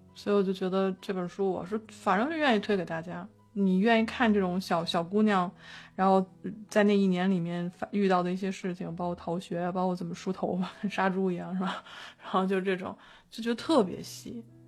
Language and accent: Chinese; Beijing, China; 我北京人